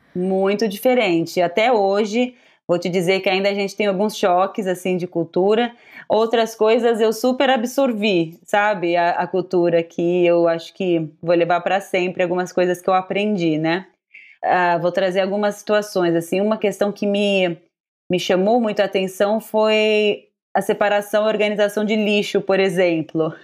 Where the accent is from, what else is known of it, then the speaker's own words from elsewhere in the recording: São Paulo, Brazil; moved away as an adult; now in Tokyo, Japan; eu nasci e cresci no bairro do Ipiranga, em São Paulo